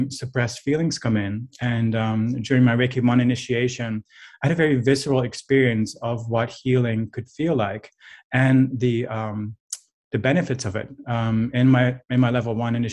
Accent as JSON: {"language": "English", "country": "Netherlands", "tie": "born or raised there", "moved": "yes", "said": "I'm from a culture where that's not normal. I'm from the Netherlands"}